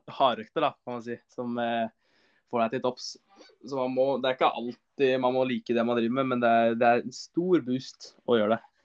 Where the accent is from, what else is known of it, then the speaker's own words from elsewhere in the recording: Larkollen, Østfold, Norway; langturer på sommeren er Eh, rundt, rundt Larkollen, der jeg er fra.